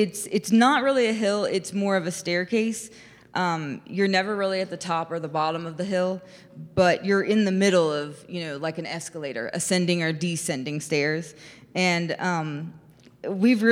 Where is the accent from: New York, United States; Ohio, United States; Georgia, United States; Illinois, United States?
Ohio, United States; Xenia; I'm from Xenia